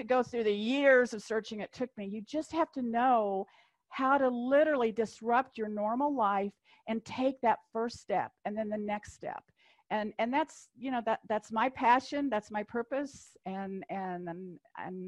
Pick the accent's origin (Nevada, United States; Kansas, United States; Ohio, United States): Kansas, United States; I'm from Kansas